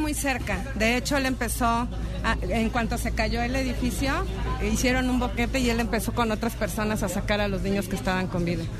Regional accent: Mexico; somos mexicanos

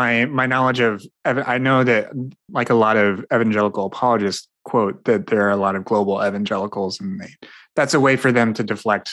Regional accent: Indiana, United States; I grew up in small town Indiana

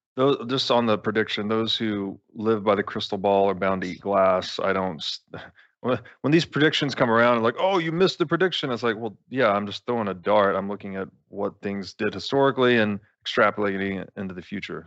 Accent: United States; as an American

